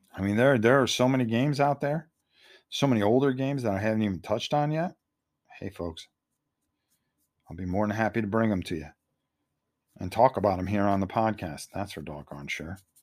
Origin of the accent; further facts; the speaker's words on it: Connecticut, United States; growing up in Connecticut, you know, going to New Haven Coliseum all the time